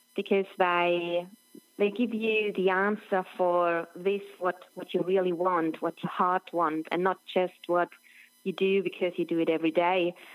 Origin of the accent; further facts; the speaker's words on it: near Roth, Bavaria, Germany; English is a second language; my hometown is just 25 k's away from Roth